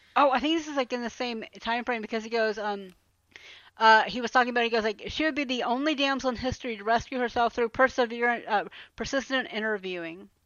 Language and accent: English; Atlanta, Georgia, United States; growing up in Atlanta. One thing we always had was a Waffle House